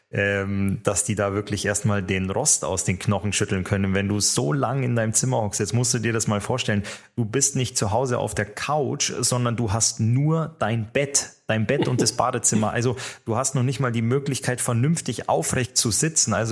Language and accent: German; Finland; Aber alle werden es mir verzeihen, dass ich natürlich ähm, meinem Heimatland Finnland eben auch die Daumen drücken muss.